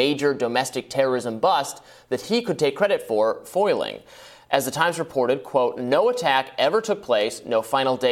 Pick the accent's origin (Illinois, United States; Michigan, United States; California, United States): Michigan, United States; moved away; I'm from Michigan. I have not lived there during the time Whitmer has been governor